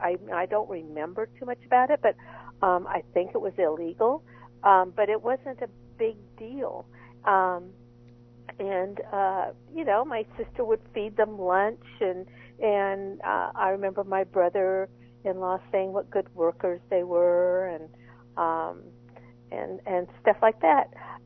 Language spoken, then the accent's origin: English; San Diego, California, United States; I was born and raised in San Diego.